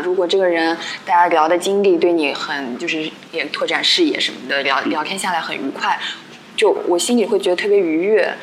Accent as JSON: {"language": "Chinese", "country": "China", "said": "因为我们 嗯 中国人。因为学生嘛，我们自小就是你知道，就好像怕老师"}